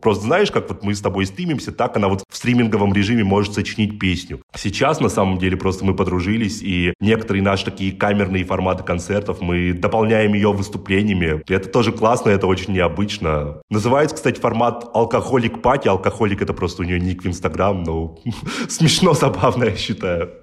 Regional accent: Perm, Perm Krai, Russia; now in Moscow, Russia; я родился в Перми, и как-то так с Перми начинал, лазил там по крышам, по заводам, по всему

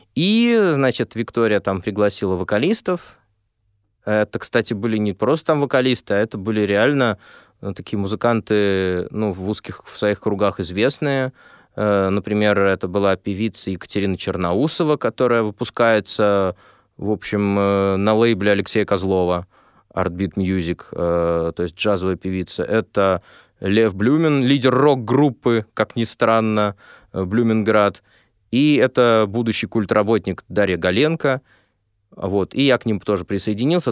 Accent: Moscow, Russia; я москвич

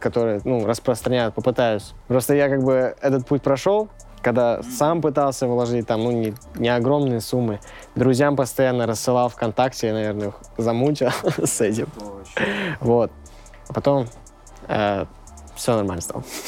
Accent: Pervomaysky, Tambov Oblast, Russia; Я из Тамбовской области, поселок Первомайский

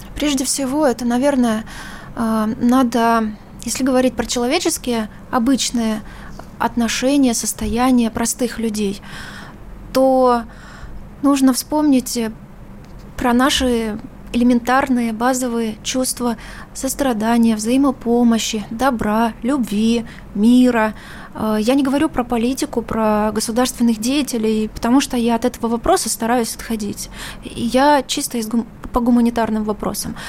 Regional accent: Ukraine; also born or lived in Russia; Я сама украинка

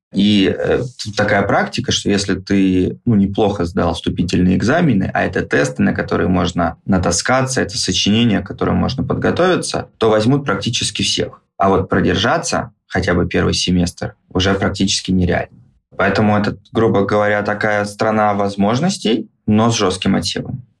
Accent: Saint Petersburg, Russia; moved away as an adult; now in Munich, Germany; А изначально я из Петербурга

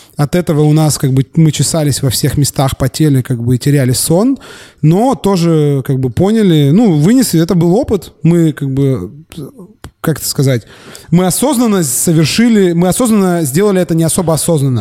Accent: Surgut, Khanty-Mansi Autonomous Okrug, Russia; moved away; also born or lived in Yekaterinburg; Я э, родился в Екатеринбурге, э, вырос в Сургуте

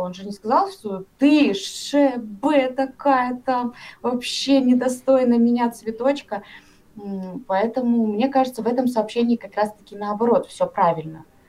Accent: Karaganda, Karaganda Region, Kazakhstan; Я вообще сама из Казахстана, из города Караганды.

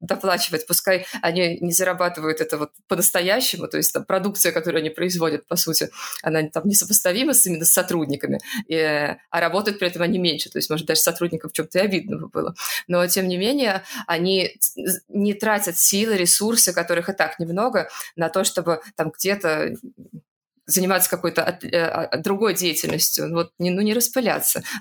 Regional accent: Saint Petersburg, Russia; now in Moscow, Russia; А, я, например, из Петербурга переехала в Москву, и четко понимаю, что все мои однокурсники могли себе позволить заниматься наукой только если их муж кормил

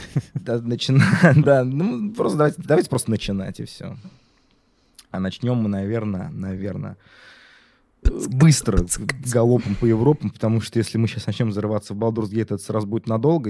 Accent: Tatarstan, Russia; я же из Татарстана

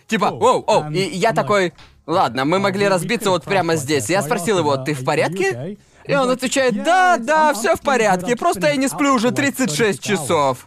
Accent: Brighton, South East England, United Kingdom; moved away as an adult; also born or lived in London / Bangkok; я вырос в Брайтоне

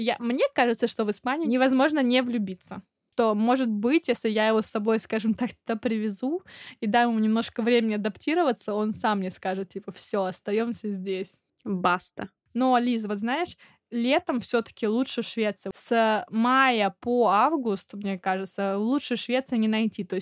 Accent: Saint Petersburg, Russia; Ну, хотя, блин, я из Питера, да.

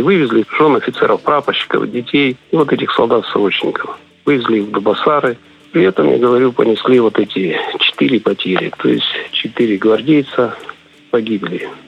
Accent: Transnistria, Moldova; Я сам по национальности молдаванин

